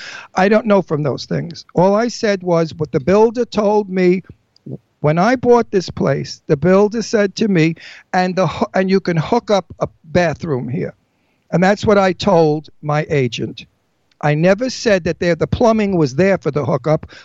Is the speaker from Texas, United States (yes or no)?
no; New York City, New York, United States; I'm Italian from Brooklyn